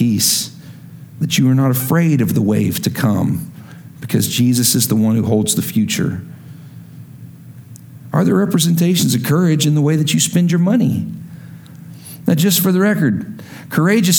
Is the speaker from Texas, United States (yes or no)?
yes; West Texas, United States; accent: West Texas long I; I'm from West Texas